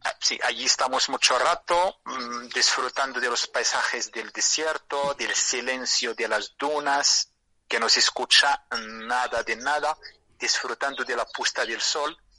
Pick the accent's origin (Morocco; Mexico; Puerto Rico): Morocco; Merzouga, Drâa-Tafilalet; Spanish is a second language; mi pueblo se llama Mersuga